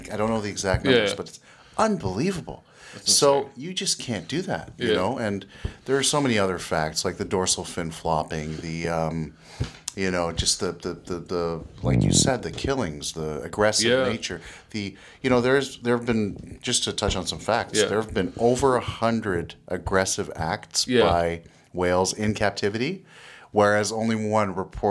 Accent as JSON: {"language": "English", "country": "Canada", "said": "I'm from Canada, Marineland."}